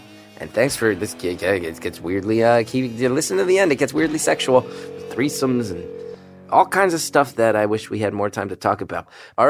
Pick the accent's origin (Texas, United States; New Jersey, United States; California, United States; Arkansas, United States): New Jersey, United States; West Orange; I'm from West Orange, which is right next to Montclair, yeah.